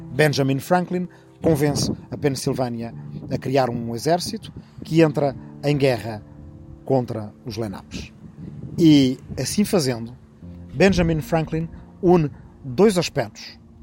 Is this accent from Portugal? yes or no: yes; Arrifano, Ribatejo, Portugal; minha aldeia de Arrifano, no Ribatejo